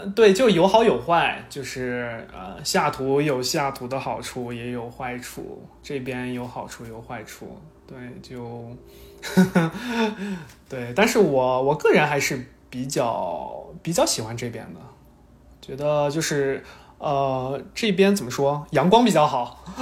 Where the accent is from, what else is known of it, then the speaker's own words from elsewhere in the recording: Shanxi, China; now in Dallas, United States; 作为一个山西人，这个是不敢想象的